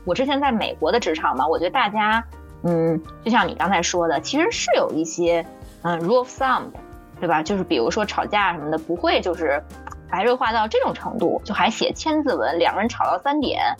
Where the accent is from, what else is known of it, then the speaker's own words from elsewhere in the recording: China; 因为我是中国人，我了解这样在会上大家都有一些情绪化的前提下，其实是不能解决问题的